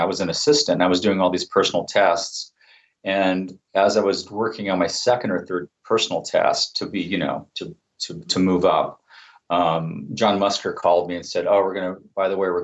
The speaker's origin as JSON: {"language": "English", "town": "Santa Rosa", "region": "California", "country": "United States", "tie": "born or raised there", "said": "I'm from Santa Rosa"}